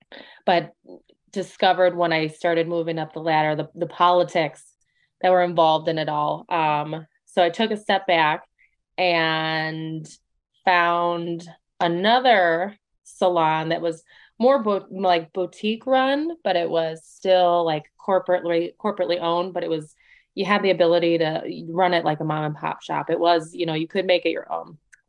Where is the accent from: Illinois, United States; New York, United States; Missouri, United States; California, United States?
Illinois, United States; Chicago; I am from Chicago, Illinois, but I have kind of just moved all over the place over the years.